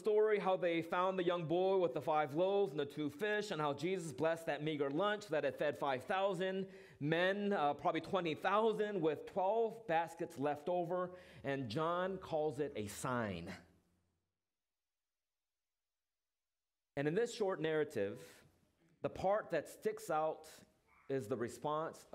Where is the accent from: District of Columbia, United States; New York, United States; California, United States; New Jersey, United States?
California, United States; Orange County; moved away; Orange County, that's my hometown